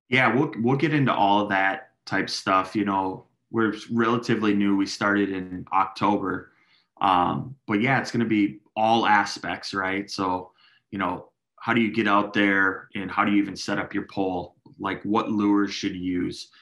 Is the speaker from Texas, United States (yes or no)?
no; Minneapolis, Minnesota, United States; I grew up in South Minneapolis. That's my heart.